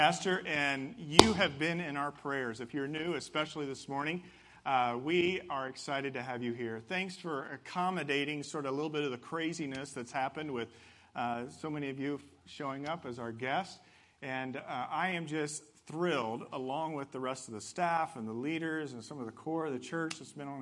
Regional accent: Indiana, United States; moved away as an adult; now in Southern California, United States; I'm from the Midwest. I've been here for 6 years and from Indiana.

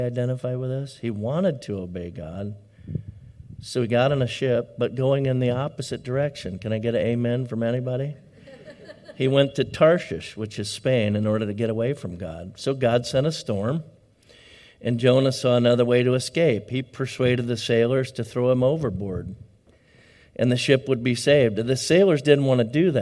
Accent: Southern Illinois, United States; now in Redding, United States; growing up in Sunday school in the American Baptist Church in Southern Illinois

